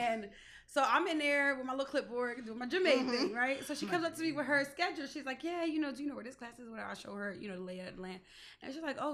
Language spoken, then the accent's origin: English; Lawnside, New Jersey, United States; we were so grounded in who we are as a people. It's like, no, like we're from Longside